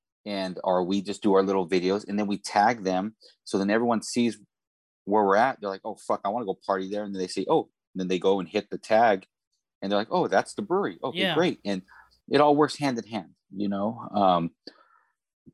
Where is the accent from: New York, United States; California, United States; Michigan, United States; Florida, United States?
California, United States; Central; now in San Diego, United States; I grew up in Central California where we had high sulfur in the water